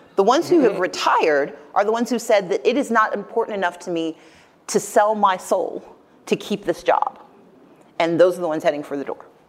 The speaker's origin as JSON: {"language": "English", "region": "Deep South", "country": "United States", "said": "I'm from the Deep South"}